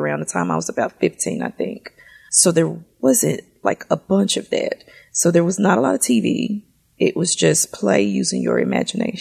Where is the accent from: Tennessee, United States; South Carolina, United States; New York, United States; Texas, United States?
Tennessee, United States; Memphis; I'm from Memphis, born and raised